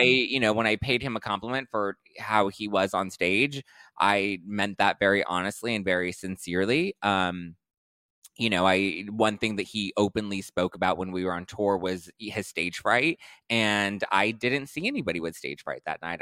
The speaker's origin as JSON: {"language": "English", "town": "Los Angeles", "region": "California", "country": "United States", "tie": "born or raised there", "said": "born and raised in L"}